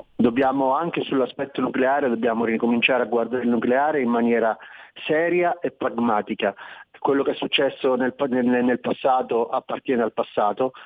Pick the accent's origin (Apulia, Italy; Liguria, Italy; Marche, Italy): Marche, Italy; io parlo da Marchigiano